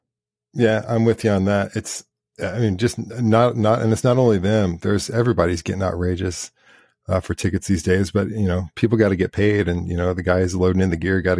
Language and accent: English; the Midwest, Indiana, United States; I grew up in the Midwest